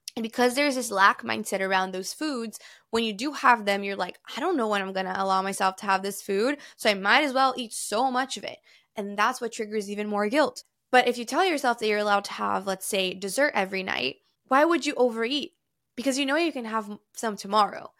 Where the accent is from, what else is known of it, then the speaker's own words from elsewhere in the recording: Brazil; now in New York, United States; I grew up in Brazil